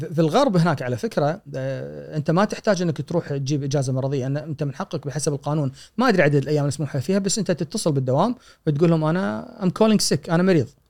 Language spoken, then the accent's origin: Arabic; Kuwait; عندنا بالكويت